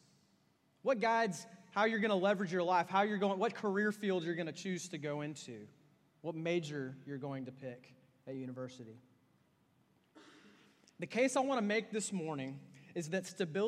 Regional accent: Austin, Texas, United States; I'm from Austin, Texas, and Austin, Texas is famous for hipsters

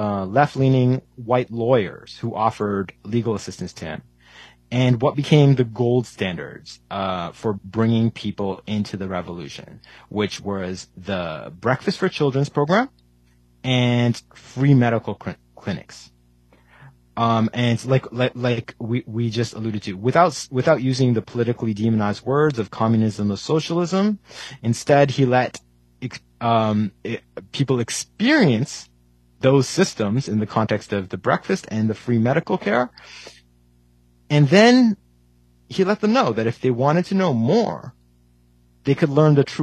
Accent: Canada; I was born in Canada, but my parents are from India

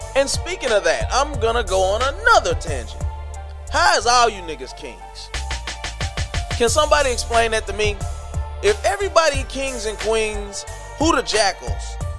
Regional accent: the South, United States; I grew up in the South. I grew up in the dirty South.

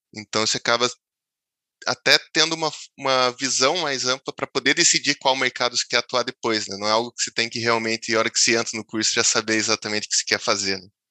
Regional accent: Palmeira, Paraná, Brazil; eu sou natural de Palmeira, né, cidadezinha perto ali de Curitiba

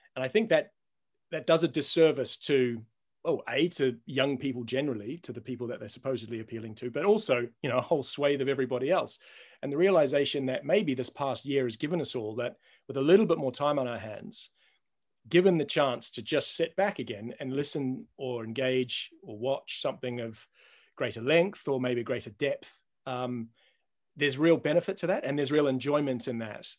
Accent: Auckland, New Zealand; moved away; I'm a Kiwi

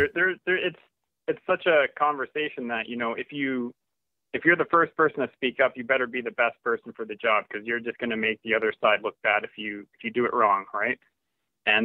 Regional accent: Canada; I'm from Canada.

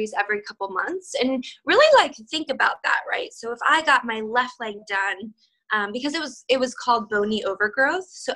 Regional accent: United States; also born or lived in Siberia, Russia; I came to the US when I was 13 months old

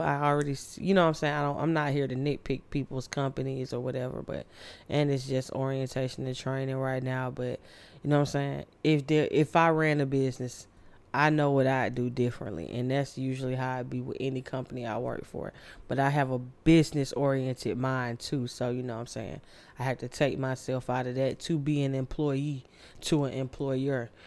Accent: Candler Road, Georgia, United States; I grew up on Candler Road and I hung with all the bad kids in the hood

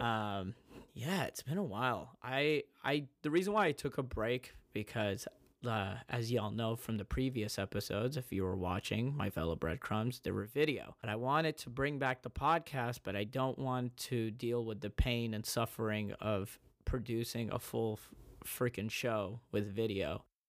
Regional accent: United States; I grew up in America

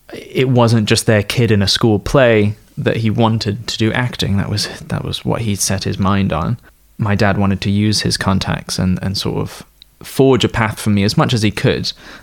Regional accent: East Coast, United States; also born or lived in United Kingdom; I was born in the United Kingdom and then spent most of my pubescent and prepubescent days in the United States, on the East Coast of the Americas, specifically Northern America.

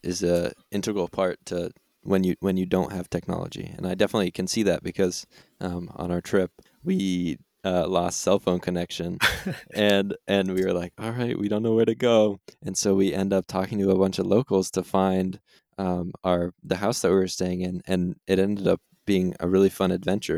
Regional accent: Vermont, United States; I am also from Vermont, Vermont native

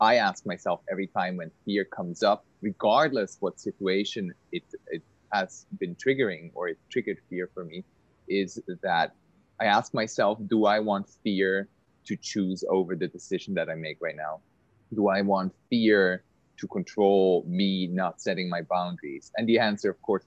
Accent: Switzerland; now in Bali, Indonesia; I live on Bali. We've met on Bali. I grew up in Switzerland

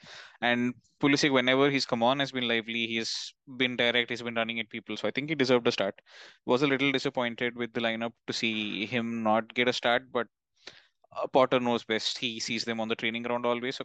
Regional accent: South India, India; now in Delhi, India; for my hometown, Diwali isn't that big a deal because we're down in the south

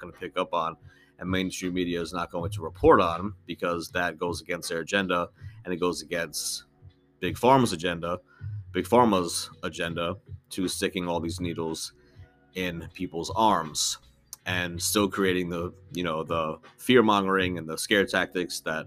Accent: United States; growing up in the United States

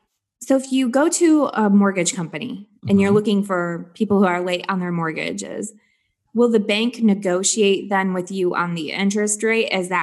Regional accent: Flint, Michigan, United States; accent: twang; now in Sarasota, United States; But I'm from Michigan, so I have this little twang to my voice.

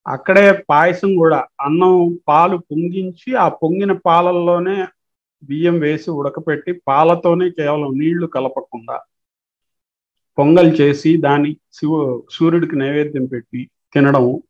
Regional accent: Rajampet, Andhra Pradesh, India; also born or lived in Kadapa; నేను పుట్టింది కడప టౌన్లోనే పుట్టాను కానీ జస్ట్ ఒక ఐదేళ్ల వయసుకే నాన్నగారికి రాజంపేట ట్రాన్స్ఫర్ కావడం వల్ల రాజంపేట లో మన్నూరు అని విలేజ్

